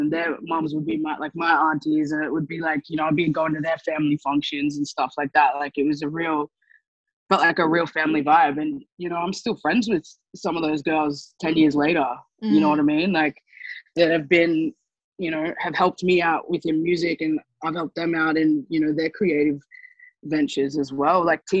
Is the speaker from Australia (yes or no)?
yes; Gold Coast, Queensland, Australia; I think that was the best way of coping growing up on the Gold Coast, because it was such a, you know, it was a very white place to live.